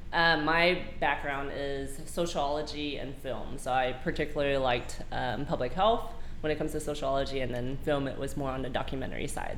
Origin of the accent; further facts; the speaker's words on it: Lake Worth, Texas, United States; I am from Fort Worth. I say Fort Worth, so Lake Worth, Texas.